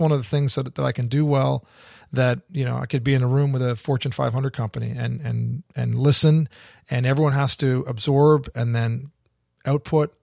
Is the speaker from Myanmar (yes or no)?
no; Canada; moved away as an adult; also born or lived in England / Australia; I grew up in Canada, so I spent the first nineteen years of my life there